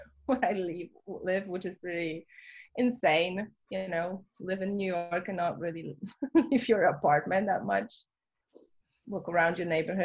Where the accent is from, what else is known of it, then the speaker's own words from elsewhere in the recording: Warsaw, Masovian Voivodeship, Poland; moved away; I really wanted to make it in my hometown